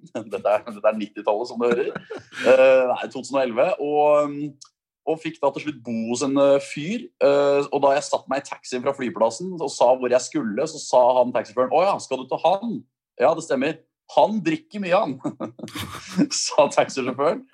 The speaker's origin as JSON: {"language": "Norwegian", "town": "Moss", "region": "Østfold", "country": "Norway", "also_born_or_lived": "Volda", "moved": "as an adult", "said": "jeg kom fra Moss."}